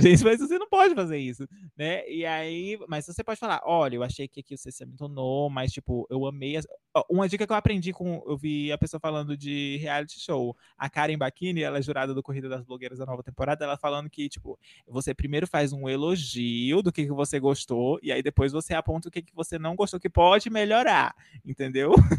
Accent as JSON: {"language": "Portuguese", "region": "Northeast Region", "country": "Brazil", "said": "E eu sou nordestino"}